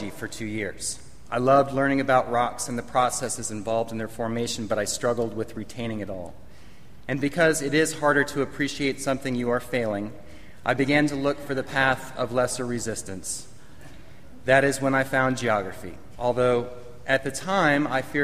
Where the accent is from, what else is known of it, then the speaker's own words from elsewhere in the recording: Los Angeles, California, United States; moved away; Growing up in Los Angeles